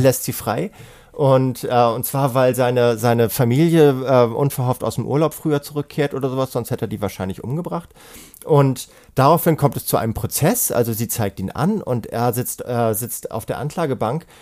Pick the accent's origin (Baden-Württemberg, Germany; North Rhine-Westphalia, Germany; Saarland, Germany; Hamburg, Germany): Hamburg, Germany; ich bin ja Hamburger